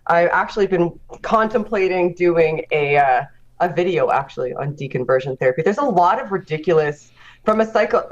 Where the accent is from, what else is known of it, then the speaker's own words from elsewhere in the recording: Nova Scotia, Canada; I'm Nova Scotian